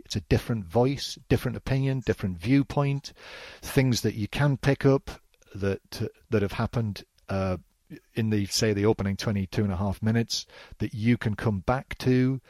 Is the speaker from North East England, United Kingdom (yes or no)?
yes; North East England, United Kingdom; I think I wish my accent was a little stronger.